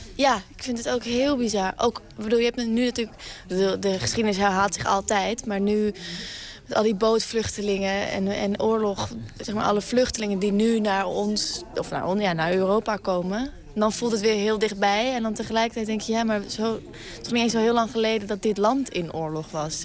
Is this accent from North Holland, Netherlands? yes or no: no; Friesland, Netherlands; Ik kom uit Friesland en mijn opa en oma dus ook